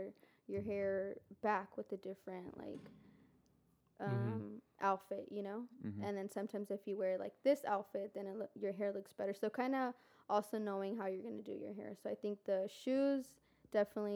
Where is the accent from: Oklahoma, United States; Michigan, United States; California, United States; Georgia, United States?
California, United States; Pomona; now in San Diego, United States; I was born in Pomona